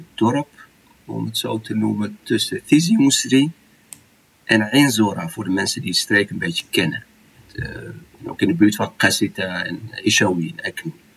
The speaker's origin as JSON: {"language": "Dutch", "country": "Morocco", "tie": "born or raised there", "moved": "yes", "lives_now": "Netherlands", "said": "Ik ben in de mooie Tjara Msouda geboren."}